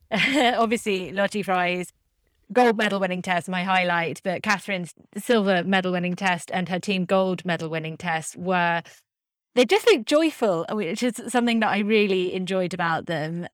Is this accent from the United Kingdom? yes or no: yes; United Kingdom; I'm a Brit